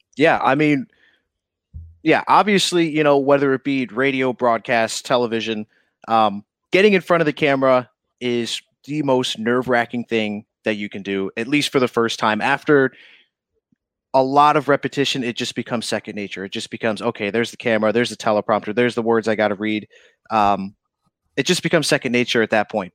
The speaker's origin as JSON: {"language": "English", "town": "Fabius", "region": "New York", "country": "United States", "tie": "born or raised there", "also_born_or_lived": "Missouri", "moved": "as an adult", "lives_now": "Albany, United States", "said": "born and raised in Syracuse, um, actually in a town called Fabius, New York"}